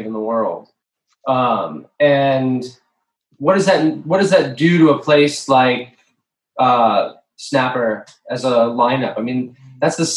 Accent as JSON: {"language": "English", "region": "Florida", "country": "United States", "tie": "born or raised there", "said": "growing up in Florida"}